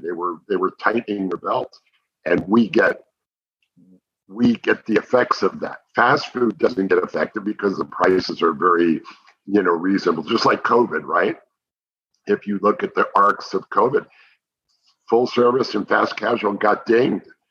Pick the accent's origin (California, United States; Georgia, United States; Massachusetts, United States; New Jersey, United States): New Jersey, United States; now in Dallas, United States; I grew up on White Castle hamburgers oh, back yeah. in New Jersey